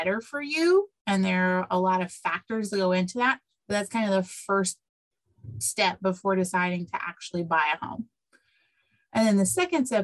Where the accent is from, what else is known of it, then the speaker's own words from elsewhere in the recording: Decatur, Illinois, United States; now in Champaign, United States; 45 minutes away in Decatur, where my hometown is